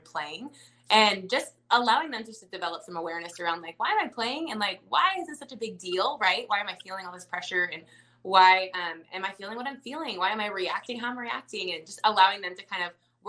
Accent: Dallas, Texas, United States; moved away; I'm from Dallas

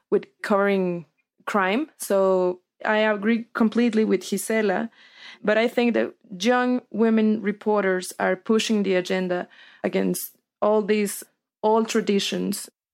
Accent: Sinaloa, Mexico; I'm from Sinaloa

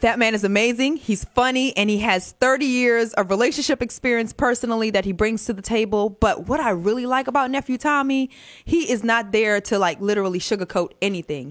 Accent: New Orleans, Louisiana, United States; moved away as an adult; also born or lived in Trinidad and Tobago; now in Atlanta, United States; So my mom is Guyanese, so my dad is Trinidadian, but we grew up in New Orleans since second grade. So right. I'm really from New Orleans

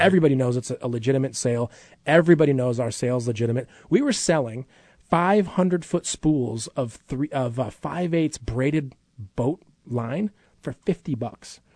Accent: Midwest, United States; now in Alaska, United States; I grew up camping in the Midwest

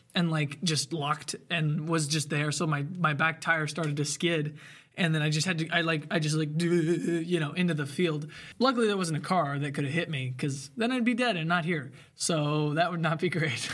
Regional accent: Bloomington, Indiana, United States; also born or lived in Ellettsville; I was born at Bloomington Hospital.

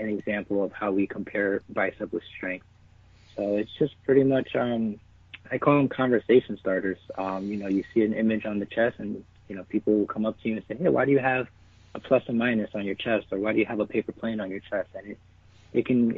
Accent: New York City, New York, United States; moved away as an adult; also born or lived in New Hampshire; I'm originally from the Bronx in New York. So lived out there for about 18 years, and I came up to New Hampshire

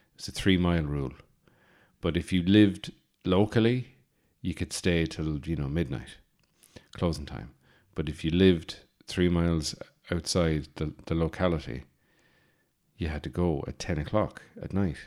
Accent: Birr, County Offaly, Ireland; I'm from Burr County, Offaly

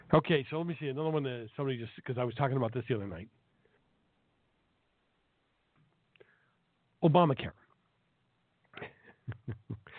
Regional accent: Milton, Massachusetts, United States; from my hometown of Milton, Massachusetts

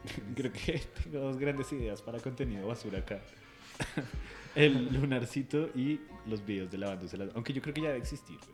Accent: Neiva, Huila, Colombia; moved away; de niño, yo crecí en Neiva un poquito

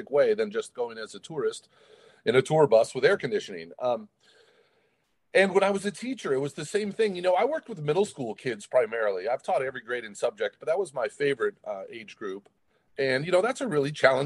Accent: Portland, Oregon, United States; I grew up in Portland

